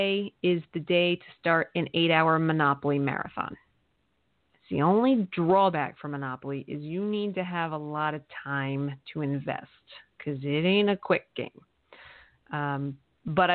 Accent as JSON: {"language": "English", "region": "Eastern Pennsylvania", "country": "United States", "tie": "born or raised there", "said": "where I grew up in Eastern Pennsylvania"}